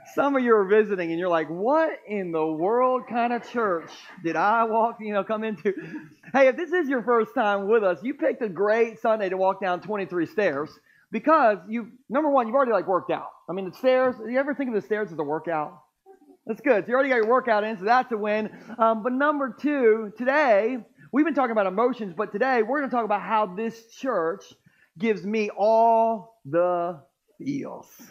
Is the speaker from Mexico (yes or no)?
no; Millsboro, Delaware, United States; Growing up in Sussex County my whole life, I've actually always lived in Millsboro